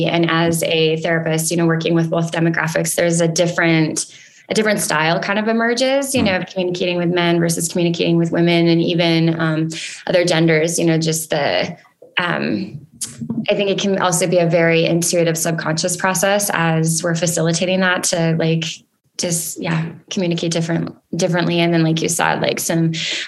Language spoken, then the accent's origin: English; Spicer, Minnesota, United States; moved away as an adult; also born or lived in Willmar, Minnesota / New London, Minnesota / Reno, Nevada; I was born and raised in Wilmer area. I grew up in Spicer and lived in New London, Spicer until I was 33.